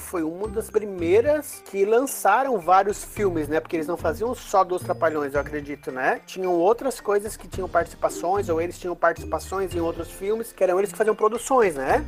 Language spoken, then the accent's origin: Portuguese; Florianópolis, Santa Catarina, Brazil; Sou de Florianópolis, Santa Catarina.